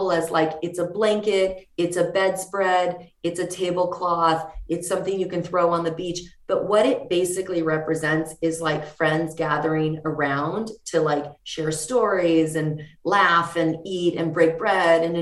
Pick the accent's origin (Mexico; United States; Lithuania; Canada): Mexico; the fact that we're from Mexico and we saw so much like wood in Mexico.